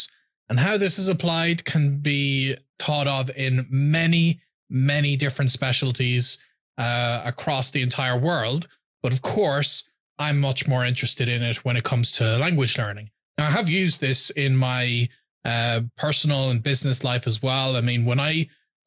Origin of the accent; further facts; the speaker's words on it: Ireland; I'm from Ireland.